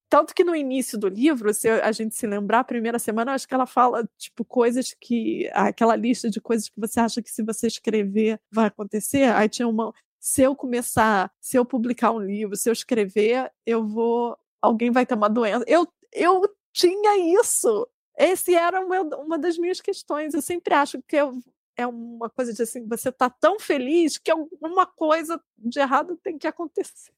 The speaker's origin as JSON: {"language": "Portuguese", "region": "Rio de Janeiro", "country": "Brazil", "tie": "born or raised there", "moved": "yes", "said": "pensando assim no Rio, que é a minha cidade"}